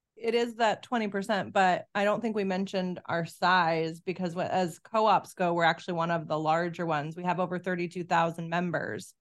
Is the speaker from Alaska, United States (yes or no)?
yes; Nome, Alaska, United States; I grew up in Northwest Alaska in a town called Nome